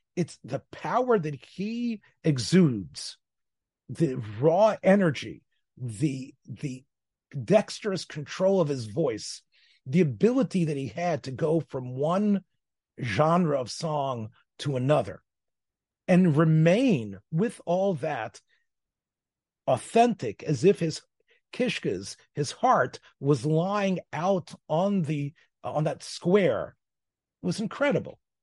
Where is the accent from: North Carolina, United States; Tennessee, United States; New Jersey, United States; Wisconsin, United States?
Tennessee, United States; moved away as an adult; also born or lived in Memphis; now in Israel; I'm from Tennessee